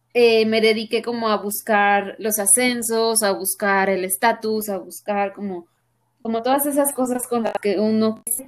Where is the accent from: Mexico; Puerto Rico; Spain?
Mexico; soy mujer mexicana, muy orgullosamente mexicana